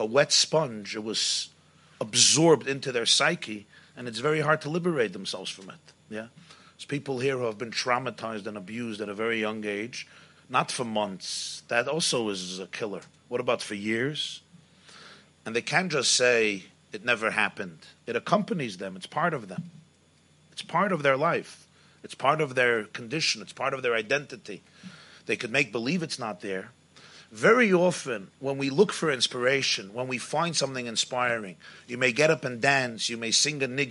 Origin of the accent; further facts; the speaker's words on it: England, United Kingdom; I'm coming from England